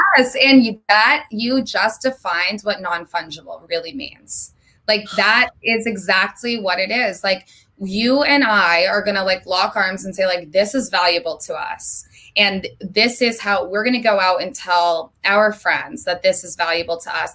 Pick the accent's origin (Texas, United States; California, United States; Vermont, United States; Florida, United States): Vermont, United States; moved away as an adult; now in Los Angeles, United States; I lived in Vermont my entire life up until three months ago when I moved to LA on April 1st.